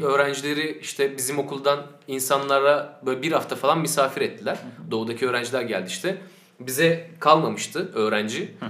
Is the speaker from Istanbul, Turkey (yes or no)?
no; Sakarya, Turkey; ben Sakarya'da doğup büyüdüm.